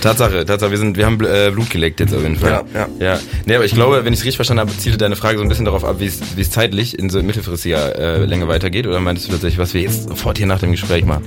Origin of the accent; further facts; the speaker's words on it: Bergisches Land, North Rhine-Westphalia, Germany; moved away as an adult; now in Bonn, Germany; ich bin aus dem Bergischen Land äh, vor mittlerweile acht Jahren hier angereist